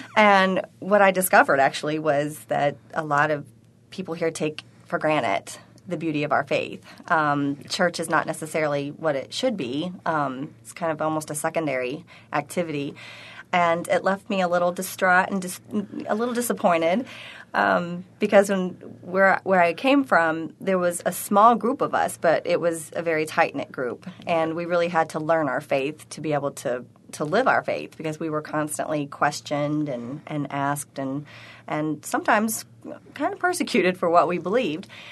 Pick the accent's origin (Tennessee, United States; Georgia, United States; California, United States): Tennessee, United States; also born or lived in Arkansas; now in Buffalo, United States; I'm originally from Tennessee